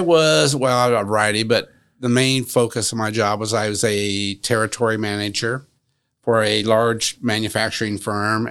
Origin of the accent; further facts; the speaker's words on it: Marion, Indiana, United States; Well, I'm a native Marion. I was raised in Marion, and I actually was raised in the downtown area.